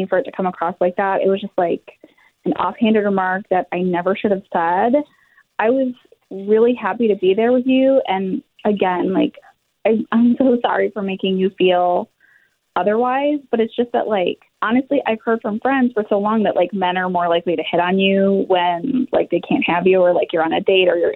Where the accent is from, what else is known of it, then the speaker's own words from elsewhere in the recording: San Antonio, Texas, United States; I'm from San Antonio originally. Like, I grew up here